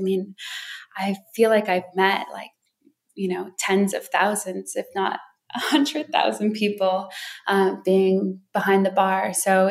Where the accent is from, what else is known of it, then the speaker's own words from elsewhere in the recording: Wisconsin Dells, United States; also born or lived in Hawaii; I grew up, well, my parents were missionaries. So our home base was between Wisconsin Dells and Hawaii.